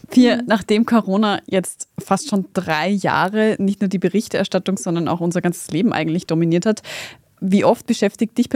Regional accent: Austria; bei uns in Österreich

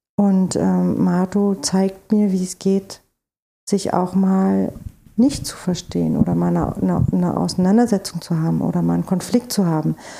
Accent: East Germany, Germany; now in Berlin, Germany; ich bin in der DDR groß geworden

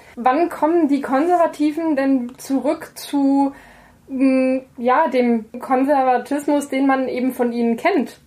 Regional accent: Saarland, Germany; als gebürtige Saarländerin

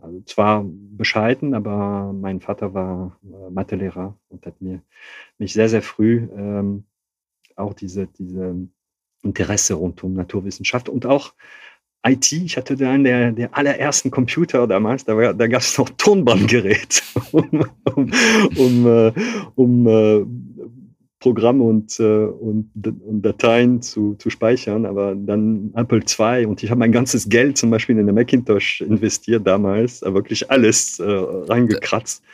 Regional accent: Hauts-de-France, France; accent: Ch'ti; German is a second language; moved away as an adult; also born or lived in Calais / Paris; now in Cologne, Germany; ich bin zwar in Nordfrankreich aufgewachsen

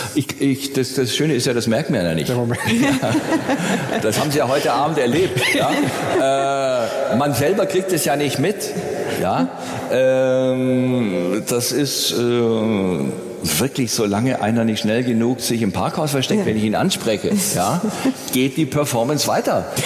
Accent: Nürtingen, Baden-Württemberg, Germany; ich bin in Nürtingen aufgewachsen

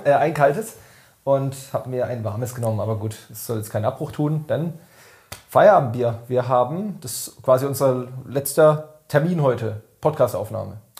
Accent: Weingarten, Baden-Württemberg, Germany; in meiner Heimatgemeinde in Weingarten

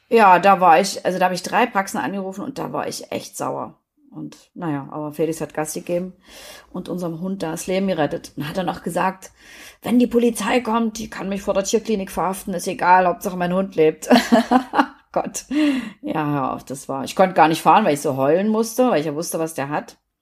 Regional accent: East Germany, Germany; ich bin ja in der DDR groß geworden

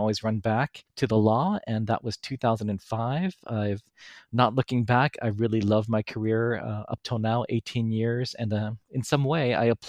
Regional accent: New York City, New York, United States; I was born and raised in New York City

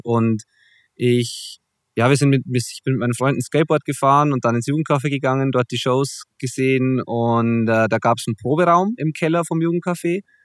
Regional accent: Zwiesel, Bavaria, Germany; also born or lived in Kirchdorf im Wald; Zwiesel äh, ist in der Tat mein Heimatort, auch wenn ich da mittlerweile zwar nicht mehr wohne

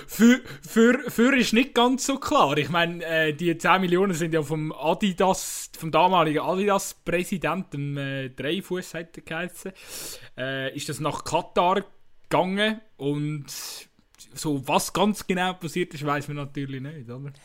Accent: Switzerland; als Schweizer

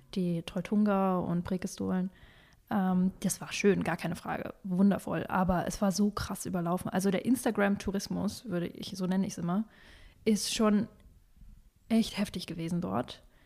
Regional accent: Northern Germany, Germany; moved away; also born or lived in Kazakhstan; was habe ich da gelebt? 18, nein, 15 Jahre

